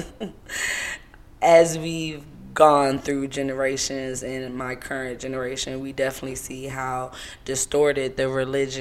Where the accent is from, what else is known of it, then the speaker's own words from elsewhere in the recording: Savannah, Georgia, United States; also born or lived in Seattle, Washington / Atlanta, Georgia / Louisiana (ancestry); I moved to Savannah before the age of 4 and then moved to the South Side of Atlanta around the age of 13. So, I'm full-bred Georgia girl